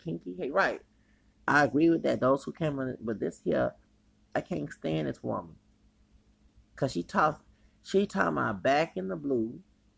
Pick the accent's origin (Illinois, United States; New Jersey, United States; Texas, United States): Texas, United States; Houston; I'm from Houston. I ain't from Dallas